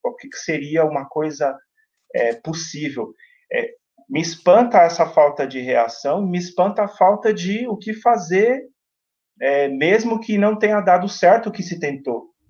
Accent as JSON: {"language": "Portuguese", "region": "São Paulo", "country": "Brazil", "tie": "born or raised there", "said": "escola do bairro onde eu cresci, onde eu moro, onde eu me formei é, como cidadão, onde eu me formo, onde eu ainda aprendo muito como cidadão, que é a Coab Raposo"}